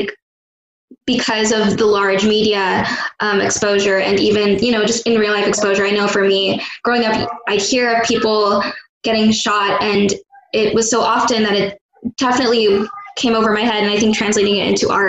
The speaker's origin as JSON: {"language": "English", "town": "Carson", "region": "California", "country": "United States", "tie": "born or raised there", "said": "I grew up in Carson, California."}